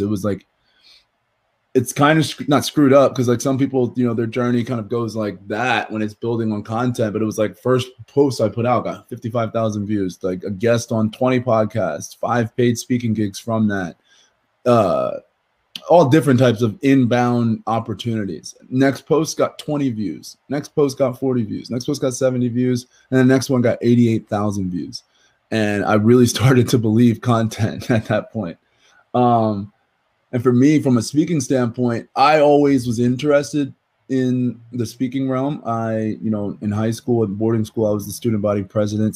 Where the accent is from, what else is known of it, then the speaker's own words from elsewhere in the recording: New Jersey, United States; I'm from South Jersey